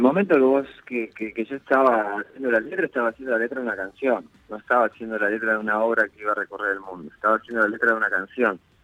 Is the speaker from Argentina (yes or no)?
yes; Concordia, Entre Ríos, Argentina; moved away; also born or lived in Rosario; nací en Rosario, pero me crié, tuve toda mi infancia y mi adolescencia en, Concordia.